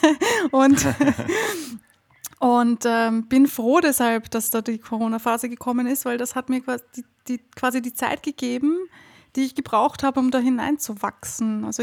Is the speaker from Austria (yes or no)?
yes; Austria; also ich weiß nicht, wie das in Deutschland ist, aber bei uns in Österreich ist das eine Katastrophe.